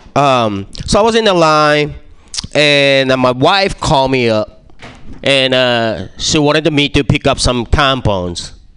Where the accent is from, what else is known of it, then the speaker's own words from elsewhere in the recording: Japan; English is a second language; moved away; I was born and raised in Japan, and uh, I got an accent